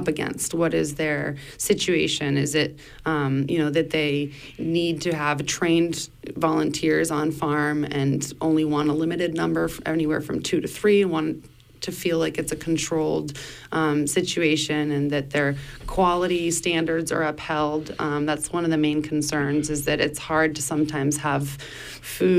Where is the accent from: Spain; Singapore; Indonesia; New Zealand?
Spain; also born or lived in Blue Hill Peninsula, Maine, United States / Germany; now in Maine, United States; But I grew up in Spain and have been going back and forth from Europe to the U.S.